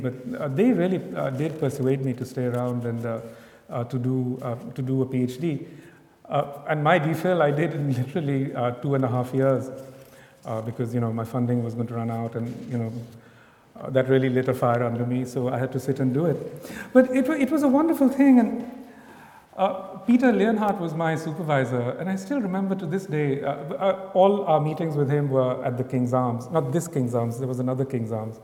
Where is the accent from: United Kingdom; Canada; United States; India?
India; as an Indian